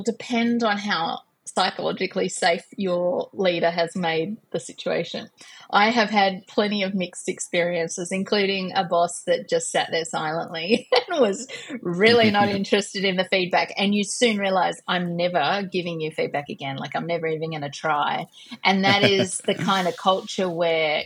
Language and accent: English; Australia; I'm an Australian